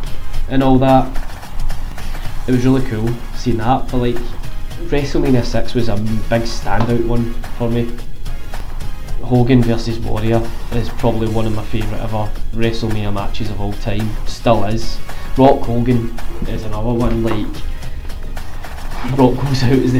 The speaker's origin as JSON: {"language": "English", "town": "Glasgow", "region": "Scotland", "country": "United Kingdom", "said": "I'm from Glasgow in Scotland"}